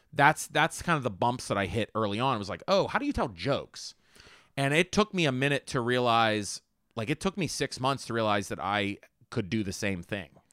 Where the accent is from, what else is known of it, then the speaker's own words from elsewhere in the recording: Homestead, Pennsylvania, United States; I grew up in Homestead